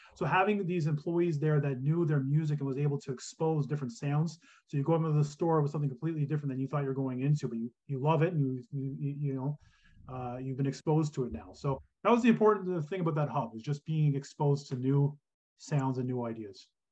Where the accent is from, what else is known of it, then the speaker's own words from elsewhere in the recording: Kingston, Ontario, Canada; I grew up in Kingston, Ontario